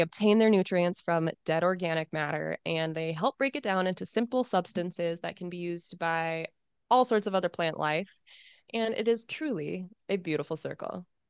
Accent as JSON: {"language": "English", "country": "United States", "said": "I am American."}